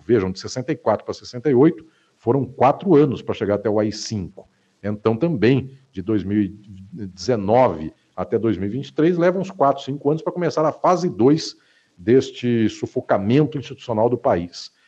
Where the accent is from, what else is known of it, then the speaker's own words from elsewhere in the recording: Catanduva, São Paulo, Brazil; na minha terra natal, a cidade onde eu nasci, que se chama Catanduva, no interior do estado de São Paulo